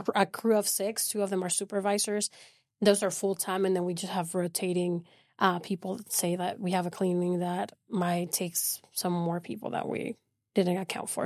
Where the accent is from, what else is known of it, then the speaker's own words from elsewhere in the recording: Venezuela; moved away as an adult; now in Midland, United States; I'm originally from South America, Venezuela, and I came to Midland twenty nineteen through oil and gas